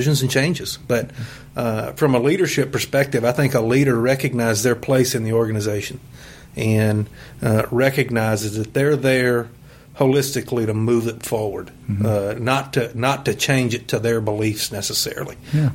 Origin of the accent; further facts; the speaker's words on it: Western Kentucky, United States; growing up in Western Kentucky